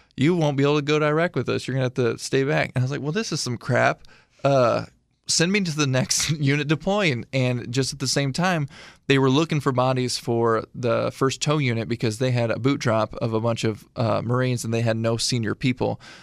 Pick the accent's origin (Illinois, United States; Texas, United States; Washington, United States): Illinois, United States; Washburn; moved away; my hometown of Washburn, Illinois, which has eleven hundred people in it